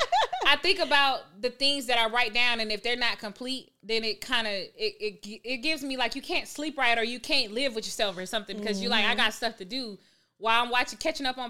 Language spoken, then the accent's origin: English; Stone Mountain, Georgia, United States; I'm a real native from Atlanta. Yeah, so I was born and raised, like, I'm east side. Like, I'm from Stone Mountain